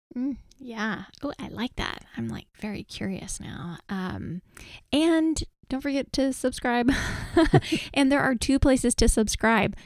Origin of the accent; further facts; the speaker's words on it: Texas, United States; we're from Texas